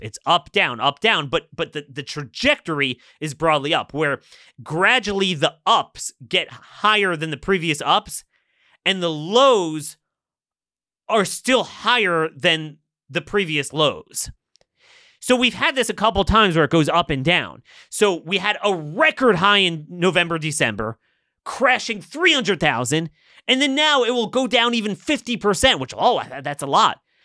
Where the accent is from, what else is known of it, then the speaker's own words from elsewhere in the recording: Maryland, United States; In my home state